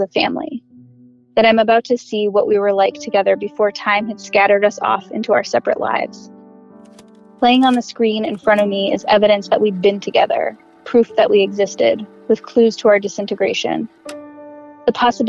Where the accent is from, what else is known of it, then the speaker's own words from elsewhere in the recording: Glastonbury, Connecticut, United States; We grew up in Connecticut in Glastonbury, which is a really cute suburb of Hartford